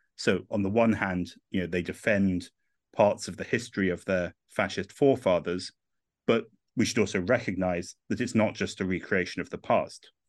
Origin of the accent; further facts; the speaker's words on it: England, United Kingdom; accent: English; moved away as an adult; also born or lived in Rome, Italy; I'm English and not Italian, uh, but I moved to, uh, Italy, uh, in twenty eleven